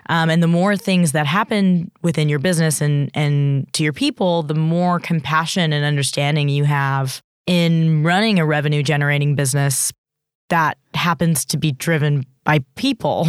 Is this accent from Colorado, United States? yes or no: no; Bay Area, California, United States; now in Australia; I grew up in California in the Bay Area, um, in Silicon Valley